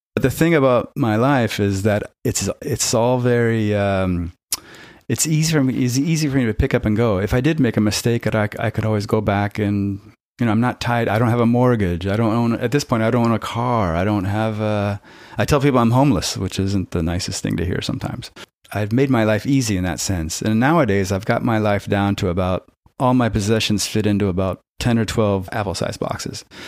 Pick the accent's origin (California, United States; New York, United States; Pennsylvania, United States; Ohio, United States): California, United States; Silicon Valley; moved away as an adult; also born or lived in San Francisco; I was born in San Francisco and I grew up in Silicon Valley